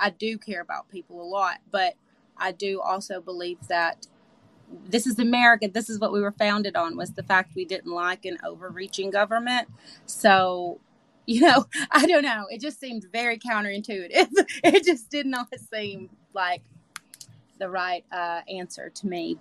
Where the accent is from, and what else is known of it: Manchester, Tennessee, United States; born or raised there